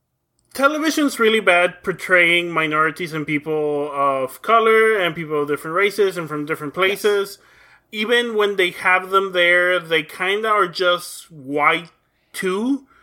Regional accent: Mexico; as a kid growing up in Mexico

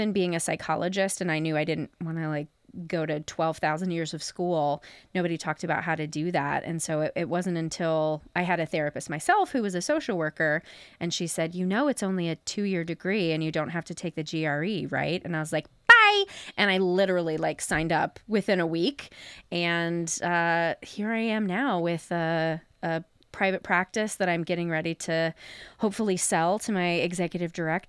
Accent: Fairfield, Ohio, United States; now in Chicago, United States; I am from Southern Ohio, a little town outside of Cincinnati called Fairfield.

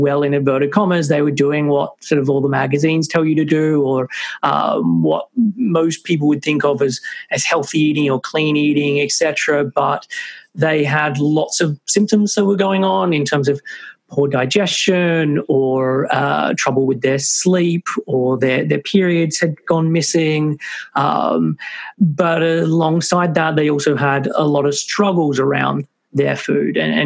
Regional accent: Sydney, New South Wales, Australia; moved away as an adult; now in United Kingdom; I'm originally from Sydney, Australia, but moved to the UK when I was like 21.

